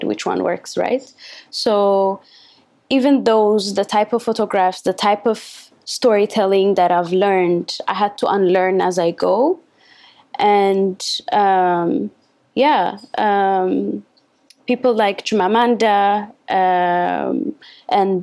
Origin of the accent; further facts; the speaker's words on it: Addis Ababa, Ethiopia; I am from Addis, the capital city